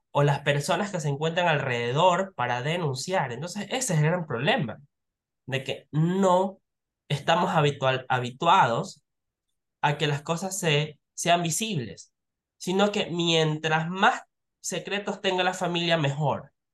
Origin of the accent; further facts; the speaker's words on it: Ecuador; nosotros como ecuatorianos